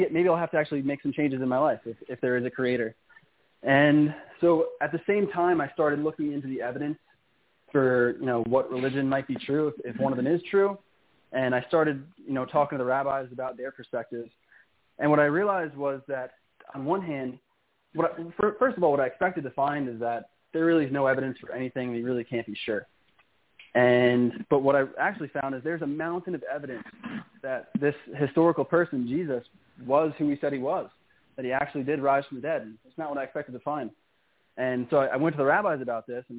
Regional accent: New York, United States; moved away as an adult; now in San Marcos, Texas, United States; growing up in New York, it's very different in Texas.

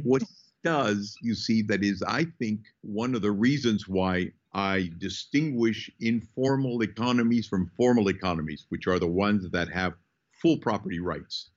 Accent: Peru; I was born in Peru. My family moved in from uh, basically the Basque part of uh, Spain hmm. 420 years ago.

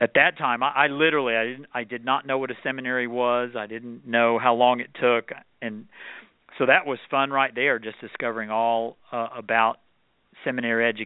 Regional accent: Dallas, Texas, United States; now in Charlotte, United States; I grew up in Dallas, Texas, and our family did not go to church when I was young

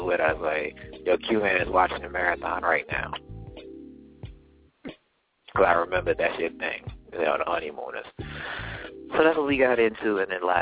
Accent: New Jersey, United States; I'm from New Jersey

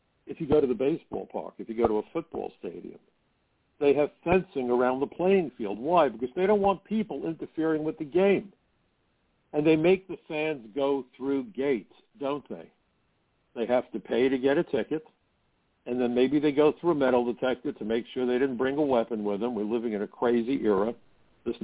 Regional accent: New York City, New York, United States; growing up in Brooklyn

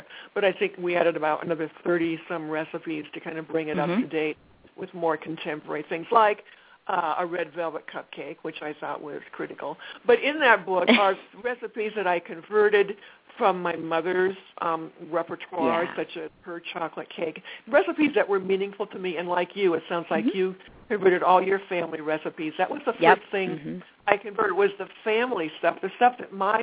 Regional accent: Midwest, United States; growing up in the Midwest

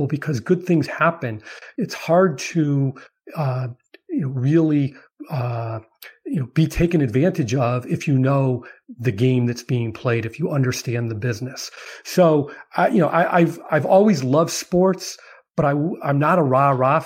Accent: Chicago, Illinois, United States; I'm from Chicago

